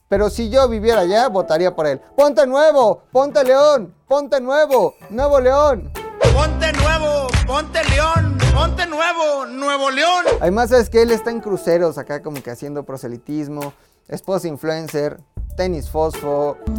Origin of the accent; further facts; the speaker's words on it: Tula, Hidalgo, Mexico; Yo soy de Tula. Soy tuleño